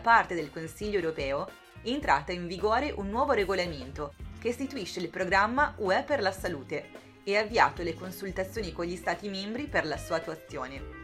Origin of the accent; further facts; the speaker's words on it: Sardinia, Italy; now in Brussels, Belgium; vengo dalla Sardegna ma vi parlo da Bruxelles, dove ormai vivo